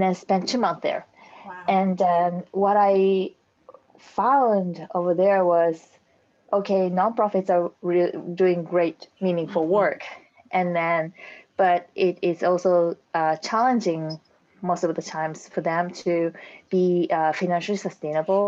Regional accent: Japan; moved away as an adult; now in United States; I'm originally from Japan and I moved to the United States 10 years ago.

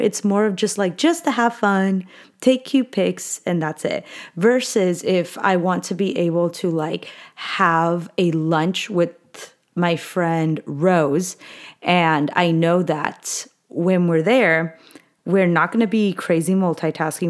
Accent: California, United States; I really was born and raised in California.

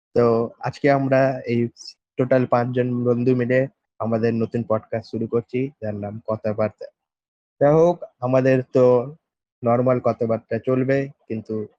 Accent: West Bengal, India; আমরা ওয়েস্ট বেঙ্গল থেকে বিলং করি ঠিক আছে ইন্ডিয়ার ওয়ান অফ দ্য স্টেট হচ্ছে ওয়েস্ট বেঙ্গল

